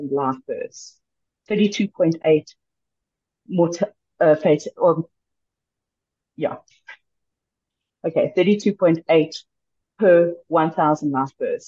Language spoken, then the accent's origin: English; South Africa; as a South African population